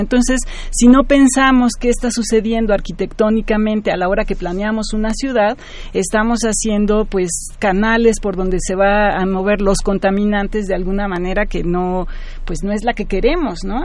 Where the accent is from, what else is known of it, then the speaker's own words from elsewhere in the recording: Mexico City, Mexico; yo crecí en esta ciudad, soy nativa chilanga